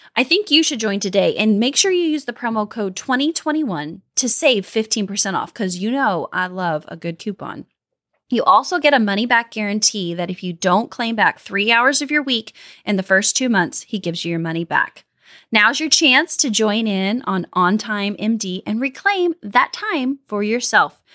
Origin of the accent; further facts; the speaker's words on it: Midwest, United States; I'm from the Midwest